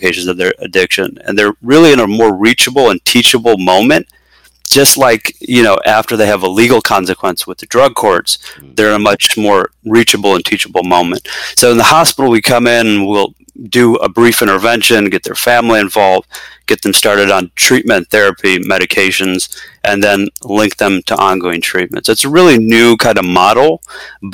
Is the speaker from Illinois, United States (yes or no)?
yes; Chicago, Illinois, United States; moved away as an adult; now in Bay Area, California, United States; born and raised in the Chicagoland area, we moved out here a couple years ago to the Bay Area, California